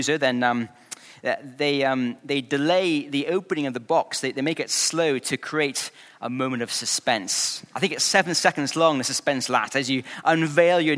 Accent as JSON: {"language": "English", "region": "Scotland", "country": "United Kingdom", "tie": "born or raised there", "said": "I grew up in Scotland"}